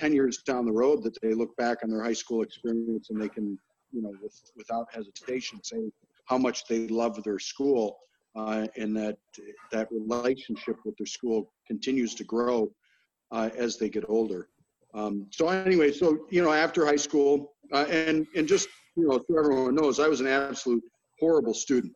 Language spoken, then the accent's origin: English; Royal Oak, Michigan, United States; I was born in Royal Oak and grew up in that area